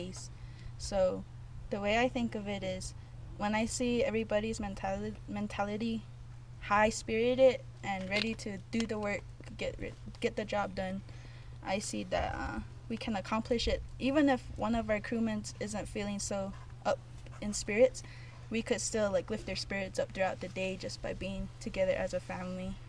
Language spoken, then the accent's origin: English; Zuni, New Mexico, United States; I am from Crew 663 and from Zuni, New Mexico